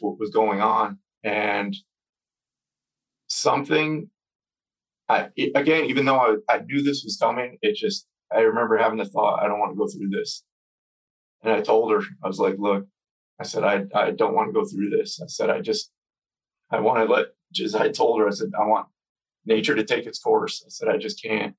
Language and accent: English; New York, United States; we're from New York.